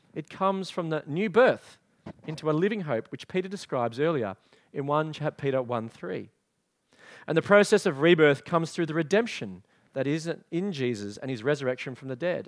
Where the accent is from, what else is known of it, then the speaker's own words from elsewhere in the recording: Australia; also born or lived in England; I was an Australian living in England